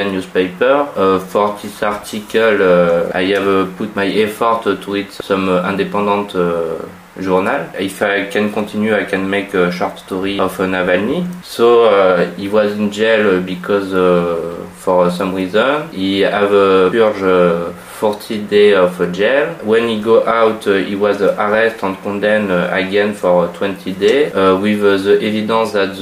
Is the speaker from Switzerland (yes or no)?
no; France; English is a second language; I am from France